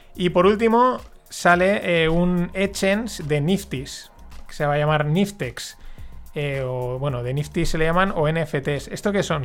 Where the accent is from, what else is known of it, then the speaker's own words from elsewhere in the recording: Paterna, Valencian Community, Spain; yo soy alumno de La Salle, de aquí de Paterna